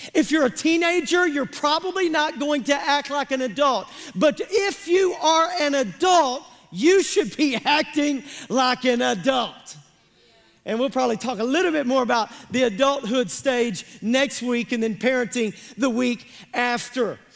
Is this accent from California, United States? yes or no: no; Pemiscot County, Missouri, United States; I'm from Pemiscot County, Missouri